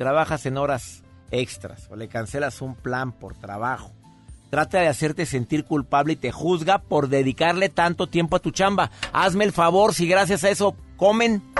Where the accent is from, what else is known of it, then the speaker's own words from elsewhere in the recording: Tacna, Peru; yo soy de Perú, de Tacna.